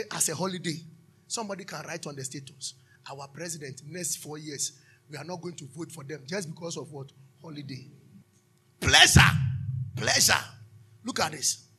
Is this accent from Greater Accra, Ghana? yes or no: yes; Taifa, Greater Accra, Ghana; All my colleagues that we grew up in Taifa